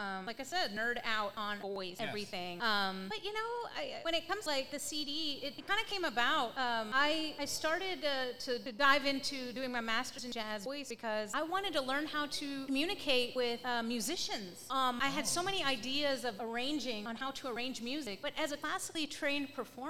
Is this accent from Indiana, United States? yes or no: yes; New Albany, Indiana, United States; moved away; I grew up in a small town, actually similar to this. New Albany, Indiana.